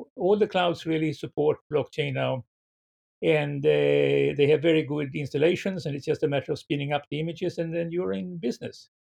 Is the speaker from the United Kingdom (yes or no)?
no; Sweden; moved away as an adult; now in San Francisco, United States; I was born in Sweden